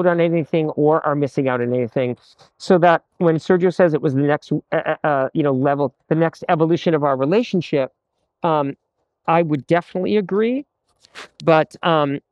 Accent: Massachusetts, United States; I grew up in the Episcopal and Methodist churches in Massachusetts

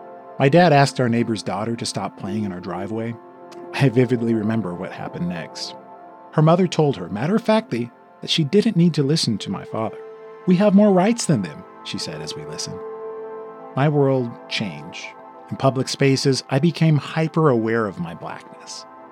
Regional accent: Los Angeles, California, United States; also born or lived in Inland Empire, California; I didn't realize I was black until I was 11. I was a mixed kid. I grew up in Westwood.

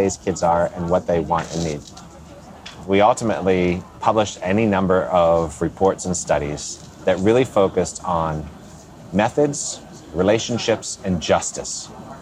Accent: Pittsburgh, Pennsylvania, United States; born and raised in Pittsburgh

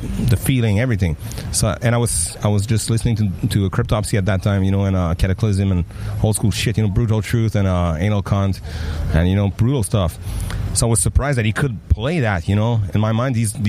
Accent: Mont-Saint-Hilaire, Quebec, Canada; accent: French; first language French; English is a second language; we grew up in Mont-Saint-Hilaire, Otterburn Park, you know, a super kind of quiet place

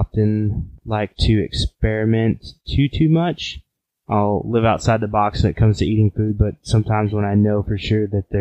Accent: Oklahoma, United States; moved away; I'm from Oklahoma originally

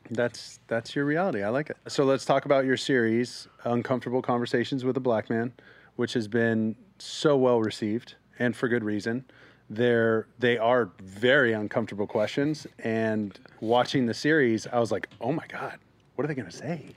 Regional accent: South Orange County, California, United States; I grew up in South Orange County, predominantly white.

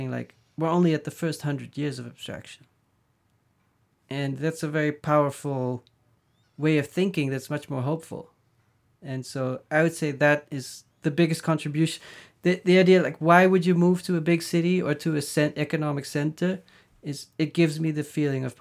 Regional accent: Netherlands; now in New York, United States; growing up in the Netherlands

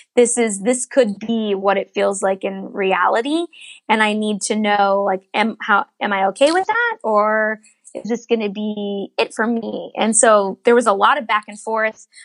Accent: Northern Virginia, United States; I grew up in Virginia, Northern Virginia

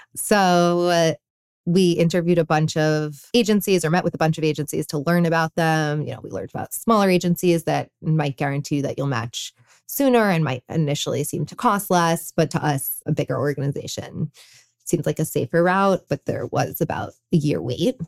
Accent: New York City, New York, United States; I grew up in New York City

